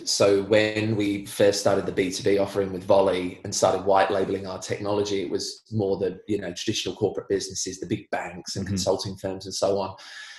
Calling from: Parkdale, Victoria, Australia; Relatively locked down in Parkdale, Victoria. Yep. So Bayside, just past Mentone. It's a sleepy little Bayside town full of very lovely people.

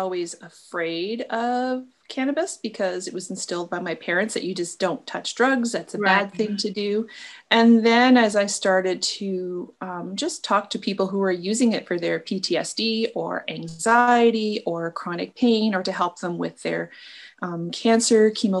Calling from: Michigan, United States; I'm located in Northern Michigan.

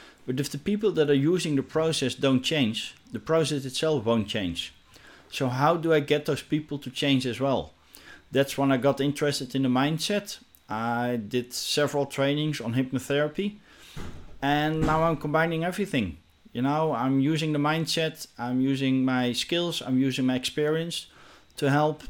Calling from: Netherlands; English is a second language; I'm joining you from the Netherlands.

